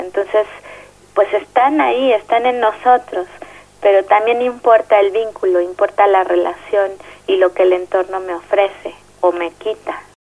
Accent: Mexico City, Mexico; soy psicóloga social y soy de la Ciudad de México.

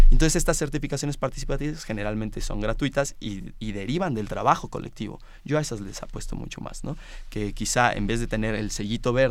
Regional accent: Morelia, Michoacán, Mexico; venimos de Morelia, que es una ciudad más pequeña que la Ciudad de México

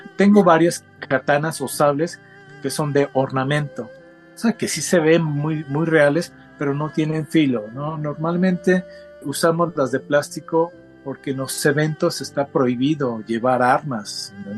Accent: Mexico; also born or lived in Japan; soy de origen japonés, nacido en México. Yo soy ya la tercera generación, quiere decir que mis abuelos eran japoneses, mis padres ambos hijos de japoneses ya nacidos en México y pues yo ya nací en México

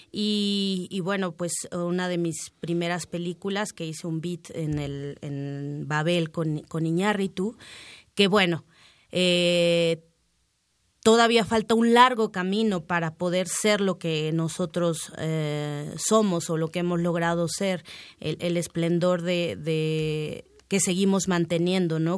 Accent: Miahuatlán de Porfirio Díaz, Oaxaca, Mexico; Pues en Miahuatlán, en el barrio chico de Miahuatlán, de Porfirio Díaz, Oaxaca, en la Sierra Sur del Estado, zona zapoteca.

